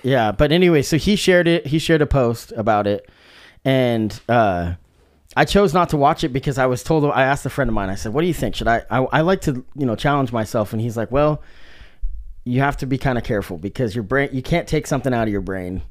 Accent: Salem, Oregon, United States; I was growing up in Salem, Oregon

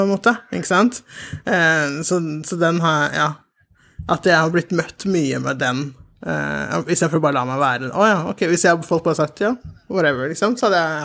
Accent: Oslo, Norway; also born or lived in Sierra Leone; jeg er oppvokst i, på Hauketo

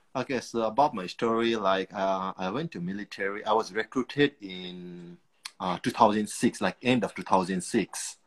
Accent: Nepal; moved away as an adult; also born or lived in Singapore / Afghanistan; now in United Kingdom; Originally, I'm from Nepal.

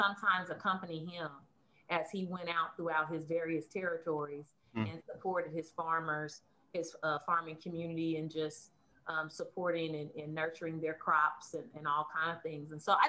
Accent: Kansas City, Kansas, United States; I grew up in Kansas, but my family, both my mom and dad, are from Oklahoma.

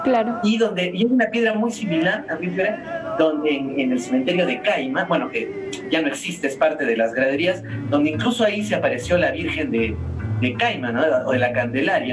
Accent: Arequipa, Peru; nuestro carácter como arequipeños

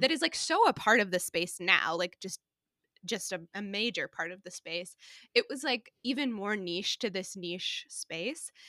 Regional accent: St. Louis, Missouri, United States; moved away as an adult; also born or lived in New York; now in Cedar Rapids, United States; I grew up in Saint Louis, um, so grew up in Saint Louis, came to Iowa to go

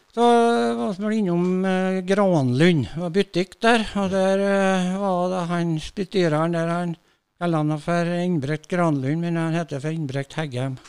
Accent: Rindal, Trøndelag, Norway; Jeg er født i Rindal

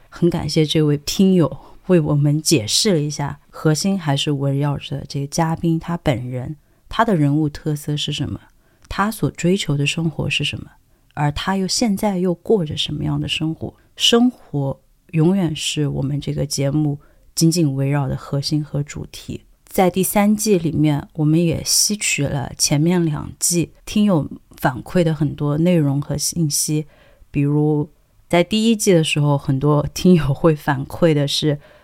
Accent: Sichuan, China; accent: Sichuanese; 我自己本人是四川人嘛，那我当然对于四川话或者是云贵川，我觉得好像我们的话都很类似

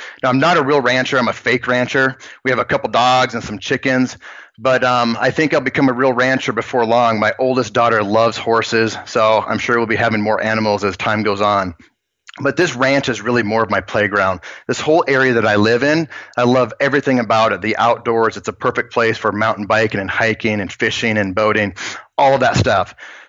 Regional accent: Spearfish, South Dakota, United States; also born or lived in Virginia / Kansas City / Austin; That took me from Virginia to Kansas City to Austin up until about 5 years ago when I moved back to my hometown in Spearfish, South Dakota.

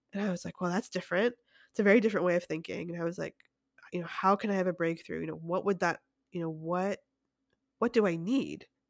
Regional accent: Canada; now in United States; being Canadian

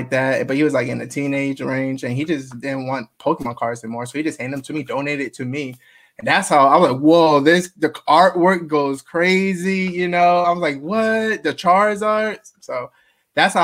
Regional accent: Marietta, Georgia, United States; also born or lived in Augusta, Georgia; I was born in Augusta, Georgia, but then we moved down to Marietta, Kennesaw area, and that's where I grew up

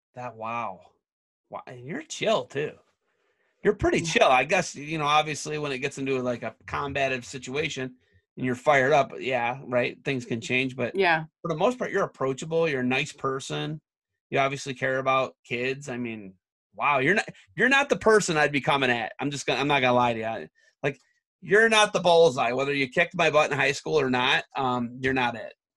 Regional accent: Oak Harbor, Ohio, United States; I'm from Ottawa County

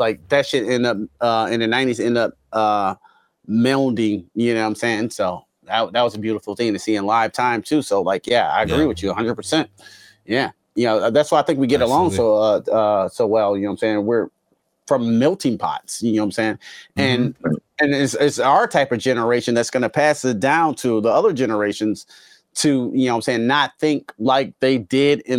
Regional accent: Detroit, Michigan, United States; now in Tennessee, United States; I grew up in Southwest Detroit

